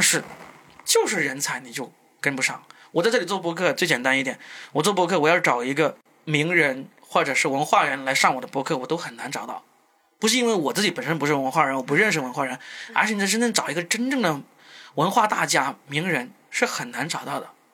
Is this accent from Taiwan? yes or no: no; Guangdong, China; accent: Cantonese-accented Mandarin; first language Cantonese; Chinese is a second language; 我们广东话没有，没有卷舌音的，我们没有那个